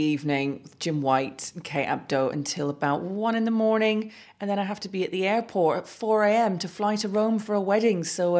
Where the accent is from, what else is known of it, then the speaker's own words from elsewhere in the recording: Middlesbrough, North East England, United Kingdom; moved away; also born or lived in Manchester; born in Manchester, of course, so I'm allowed that one. And they have been my team since birth, when my dad was associated with the club. But Middlesbrough are my hometown team.